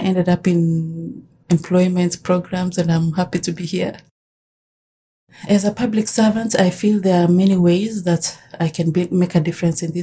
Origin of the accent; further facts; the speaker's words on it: Kenya; moved away as an adult; now in Canada; I was born in Kenya, and I came to Canada as a student about 15 years ago